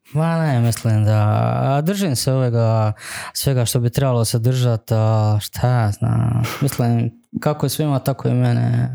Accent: Župa Dubrovačka, Dubrovnik-Neretva County, Croatia; zapravo iz Župe Dubrovačke, da, ali to je zapravo Dubrovnik

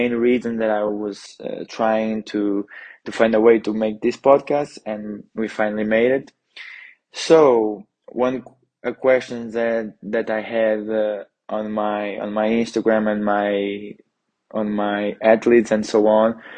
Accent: Porto, Norte, Portugal; moved away as an adult; now in Trento, Italy; I'm coming from Porto, Portugal

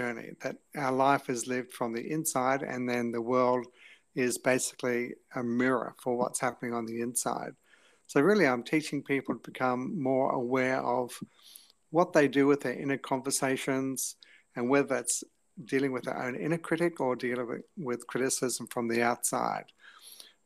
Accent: England, United Kingdom; moved away as an adult; also born or lived in New Zealand; now in Australia; we left when I was 7 years of age to go to England. So I was in England from 7 to 20

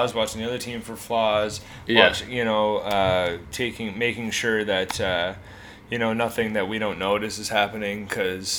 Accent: Hamilton, Ontario, Canada; I'm from Hamilton, Ontario

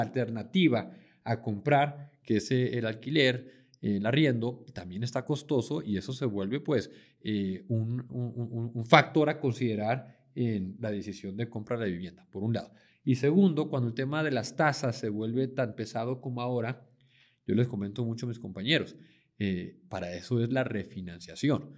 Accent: Mexico; moved away as an adult; now in Medellín, Colombia; mexicano, pero llevo ya 10 años viviendo acá en Medellín

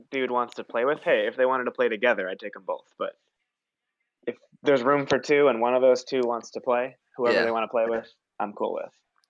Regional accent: Maine, United States; but I'm from Maine too

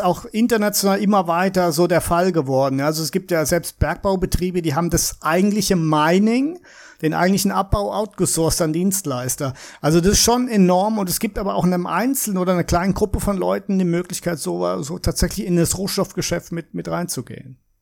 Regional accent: Heidelberg, Baden-Württemberg, Germany; moved away; also born or lived in Würzburg, Bavaria; Ich bin äh, gebürtiger Würzburger, also eigentlich Bayer, aber habe praktisch mein ganzes Leben in Deutschland im Heidelberger Raum verbracht, im Nordbadischen.

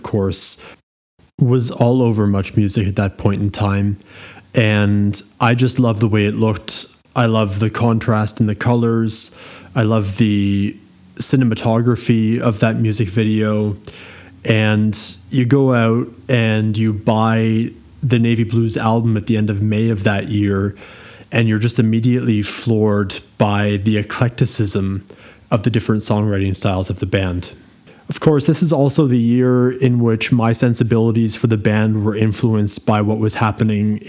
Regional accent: Ottawa, Ontario, Canada; moved away as an adult; also born or lived in Halifax, Canada; now in Germany; I'm originally from Ottawa. Via Halifax, I then landed in Germany in 2009, and I've been there ever

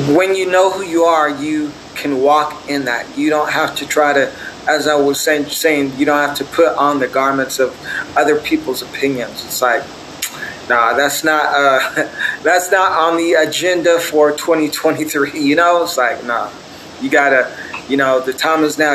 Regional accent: Torrance, California, United States; I was born in Torrance, California

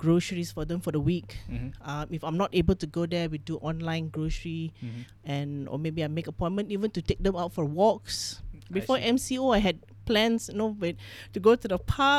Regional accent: Malaysia; So my father is Filipino Thai. My mom's Chinese. So I'm third generation in this country.

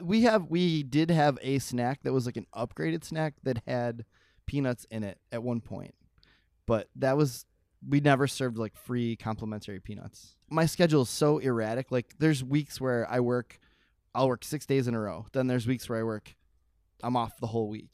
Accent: Buffalo, New York, United States; I'm from Buffalo

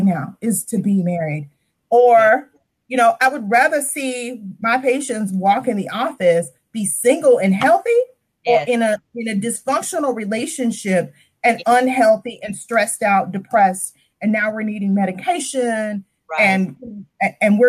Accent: the South, United States; I'm from the South.

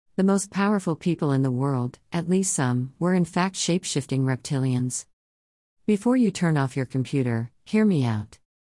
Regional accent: South Carolina, United States; I'm from South Carolina. The heart of it, actually, the hottest place on earth, allegedly, and growing up there

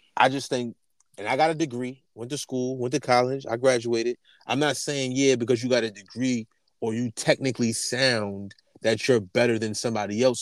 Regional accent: New York, United States; we grew up in New York, around New York

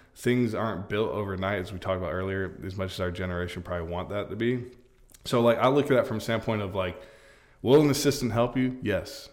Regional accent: Polk County, Florida, United States; I'm from Polk

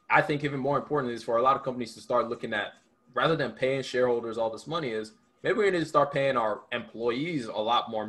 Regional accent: Sagamu, Ogun State, Nigeria; now in Georgia, United States; I was born in Nigeria. I moved here in 2006

